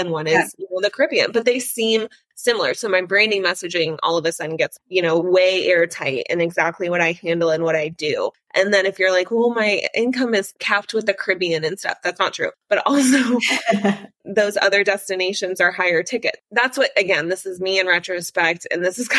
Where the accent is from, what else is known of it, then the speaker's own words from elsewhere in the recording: South Florida, United States; I'm from South Florida